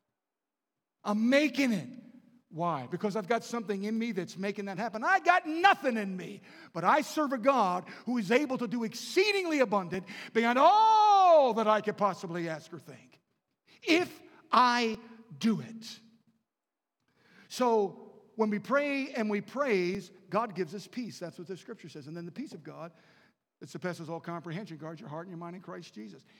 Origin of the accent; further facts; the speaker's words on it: Baltimore, Maryland, United States; I was raised in Baltimore and right outside the city